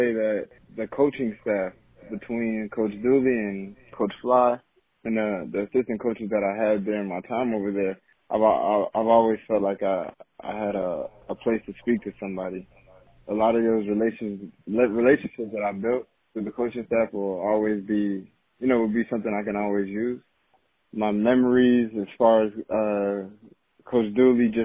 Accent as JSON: {"language": "English", "town": "Miami Gardens", "region": "Florida", "country": "United States", "tie": "born or raised there", "said": "coming from the area that I grew up in Miami Gardens"}